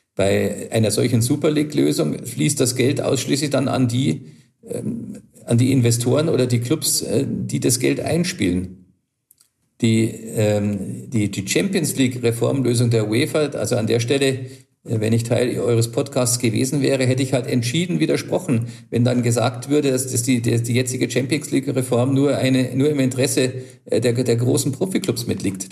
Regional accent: Germany; bei uns in Deutschland

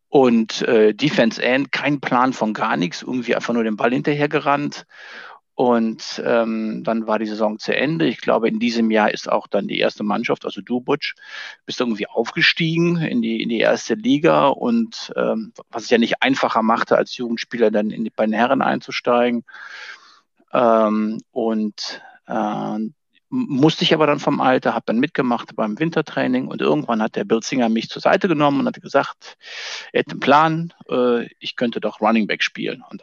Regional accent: North Rhine-Westphalia, Germany; ich komme ja aus dem Siebengebirge, da lebe ich auch heute noch und da spielt man entweder Fußball oder Tischtennis oder beides.

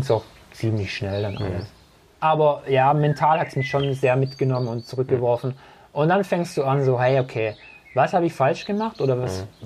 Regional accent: Herrenberg, Baden-Württemberg, Germany; ich bin jetzt seit 42 Jahren in Herrenberg, also gebürtiger Herrenberger.

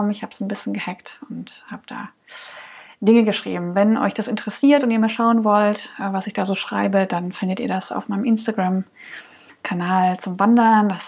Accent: Dresden, Saxony, Germany; born there; now in Cologne, Germany; ich äh, lebe in Köln, komme gebürtig aus Dresden oder aus der Region Dresden

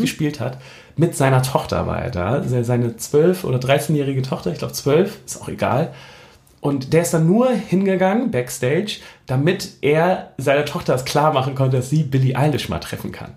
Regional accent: Hamburg, Germany; als Hamburger

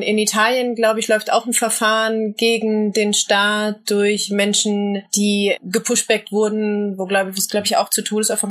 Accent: Berlin, Germany; ich komme aus Berlin-Kreuzberg und bin aufgewachsen in einer Nachbarschaft

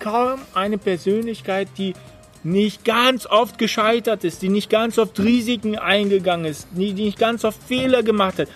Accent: Germany; bei uns in Deutschland

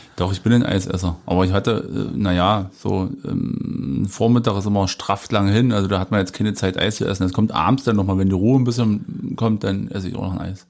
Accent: Jessen, Saxony-Anhalt, Germany; ich komme aus einem kleinen Ort, da gab es eine Eisdiele

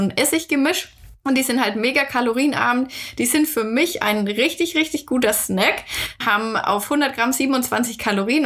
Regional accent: Germany; bei uns in Deutschland

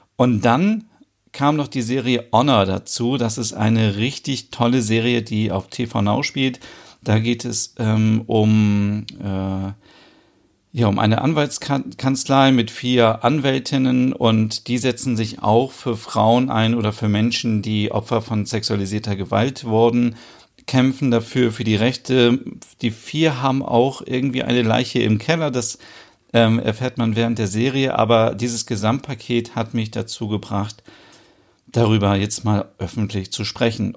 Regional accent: Germany; bei uns in Deutschland

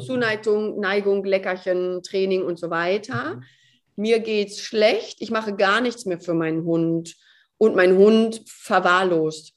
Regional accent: Gütersloh, North Rhine-Westphalia, Germany; also born or lived in Cologne; die kommt ja aus Gütersloh, genau wie ich

